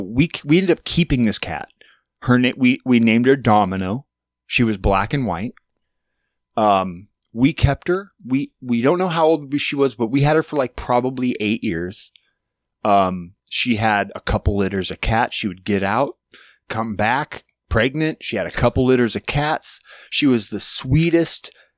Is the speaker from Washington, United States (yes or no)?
no; Alaska, United States; I grew up in Alaska in a very small town